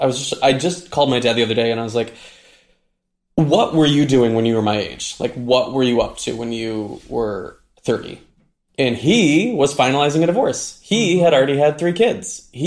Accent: Midwest, United States; I grew up in the Midwest

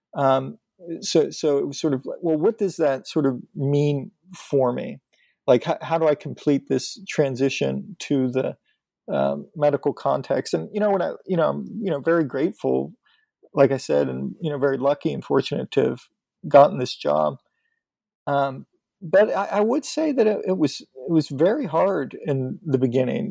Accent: north of Pittsburgh, Western Pennsylvania, United States; moved away; I'm from Western Pennsylvania, north of uh, Pittsburgh.

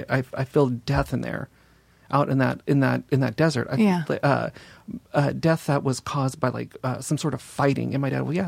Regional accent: Los Angeles, California, United States; also born or lived in Simi Valley; I grew up in North Hollywood and then moved to Simi Valley.

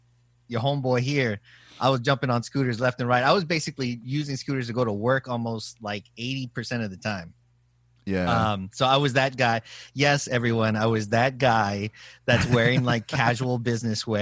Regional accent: San Antonio, Texas, United States; moved away as an adult; now in Los Angeles, United States; growing up in San Antonio

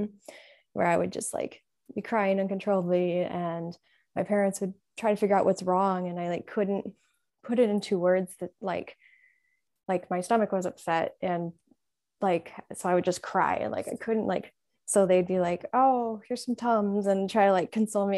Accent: Illinois, United States; I'm from Illinois, um, also Midwest

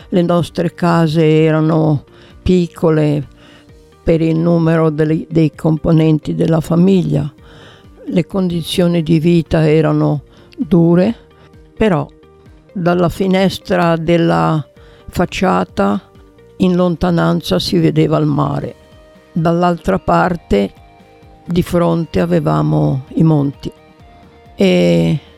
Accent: Genoa, Liguria, Italy; sono una comunista genovese

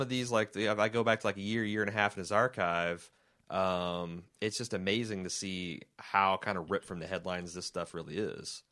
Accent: United States; we as American people

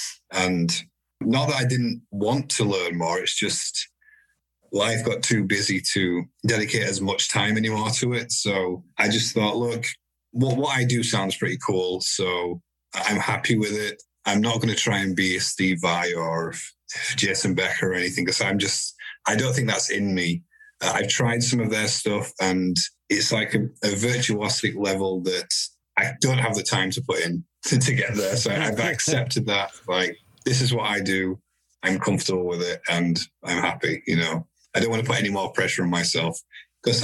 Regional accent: Huddersfield, Yorkshire and the Humber, United Kingdom; moved away as an adult; Yorkshire people have a lot of pride in being from Yorkshire. So the fact that I've moved away

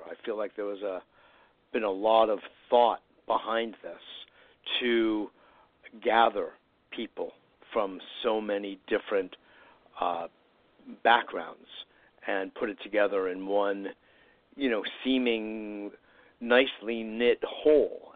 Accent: Westport, Connecticut, United States; I grew up in Westport

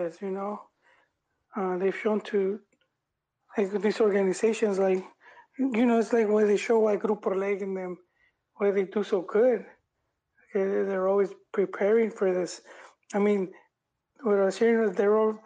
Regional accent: Los Angeles, California, United States; I grew up in South

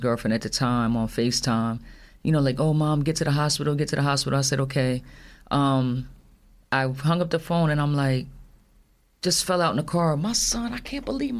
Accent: Union, New Jersey, United States; moved away as an adult; also born or lived in Somerset, New Jersey; I grew up in Union, so I raised my kids in the Union Hillside area

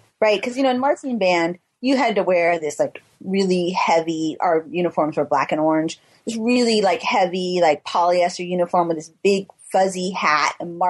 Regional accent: Tuolumne, California, United States; We came from Tuolumne. Any of it was cool compared to where we came from.

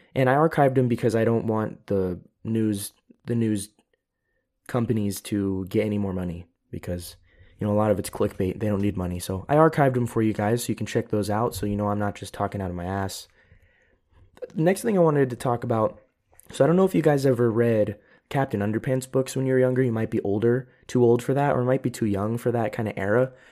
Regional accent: United States; now in Europe; I am an American. I am living in Europe, but I am still an American

